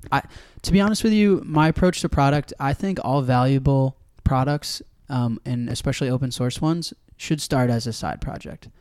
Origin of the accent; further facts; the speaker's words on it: Evanston, Illinois, United States; I grew up in Evanston, right outside Chicago